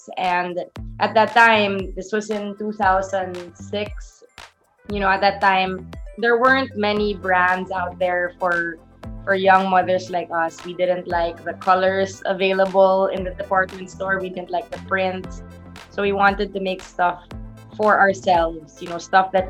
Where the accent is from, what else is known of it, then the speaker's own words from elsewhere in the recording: Philippines; being a Filipina, with being Catholic, with growing up in the Philippines